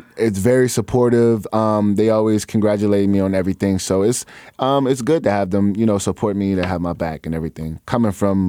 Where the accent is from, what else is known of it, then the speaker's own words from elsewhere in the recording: Chicago, Illinois, United States; Well, I'm from the North Side of Chicago. Oh, I like to say that I'm from everywhere because I lived so many places growing up, but my heart has always been here, Ch